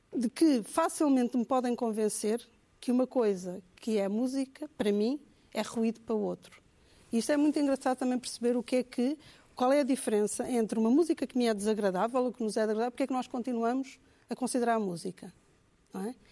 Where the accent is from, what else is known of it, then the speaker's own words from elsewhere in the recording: Angola; moved away; Eu, eu cresci em Angola